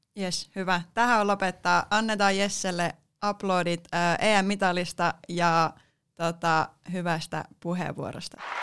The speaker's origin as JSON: {"language": "Finnish", "town": "Mikkeli", "region": "South Savo", "country": "Finland", "said": "tuun Mikkelistä, eli olen myös alkuperäläinen, alkuperäinen savolainen"}